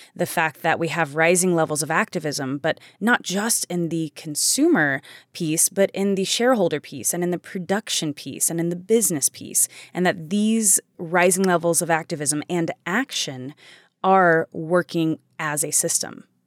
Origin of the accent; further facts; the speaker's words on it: United States; I am an American. I live in America